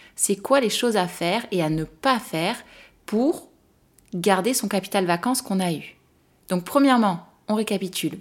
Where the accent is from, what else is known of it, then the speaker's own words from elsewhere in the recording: France; en tant que Française